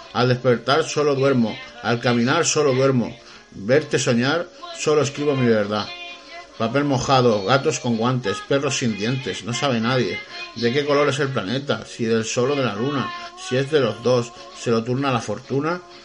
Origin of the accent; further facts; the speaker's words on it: Spain; somos los españoles emprendedores